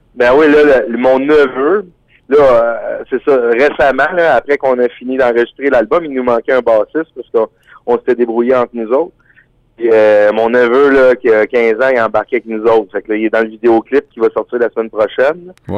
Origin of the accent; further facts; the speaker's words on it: Quebec, Canada; on est des des Québécois là qui aiment le plein air, la nature.